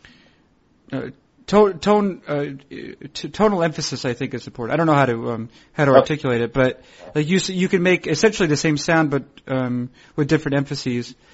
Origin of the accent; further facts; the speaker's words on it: Concord, New Hampshire, United States; Concord, New Hampshire, which of course is my hometown